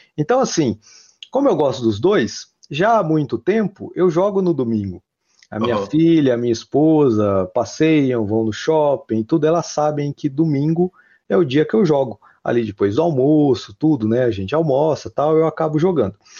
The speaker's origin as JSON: {"language": "Portuguese", "town": "Ourinhos", "region": "São Paulo", "country": "Brazil", "moved": "as an adult", "lives_now": "Londrina, Brazil", "said": "eu sou do interior de São Paulo, sou de Ourinhos, né? Interior de São Paulo. Vim para Londrina já faz aí, já fazem 13 anos"}